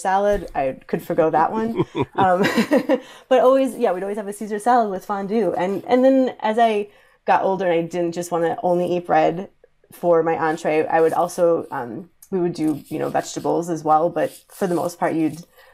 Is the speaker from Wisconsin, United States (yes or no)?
yes; Wisconsin, United States; I'm from Wisconsin.